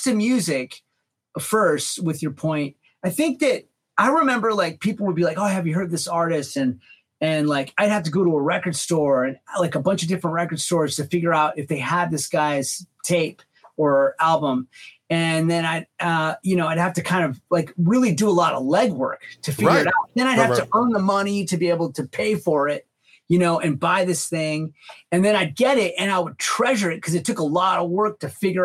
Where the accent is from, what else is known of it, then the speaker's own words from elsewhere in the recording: Bay Area, California, United States; when I was growing up in the Bay Area